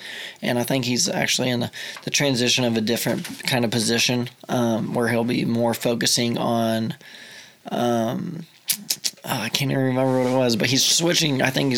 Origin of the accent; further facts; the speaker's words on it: Tuttle, Oklahoma, United States; also born or lived in Mustang, Oklahoma; I moved to Tuttle. I lived in Mustang till fourth grade, which is just across the river. And I moved to Tuttle when I was in fifth grade.